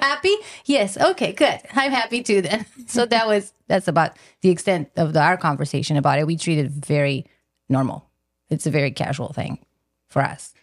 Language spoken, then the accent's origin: English; Romania; moved away; I'm originally from Romania, so my mom lives in Romania